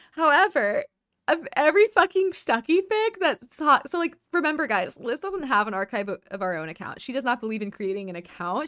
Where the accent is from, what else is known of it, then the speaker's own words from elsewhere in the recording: the South, United States; growing up in the South